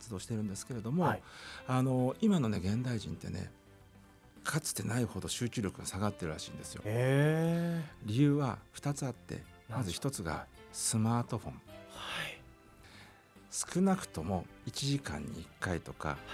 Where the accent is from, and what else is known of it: Utsunomiya, Tochigi, Japan; born or raised there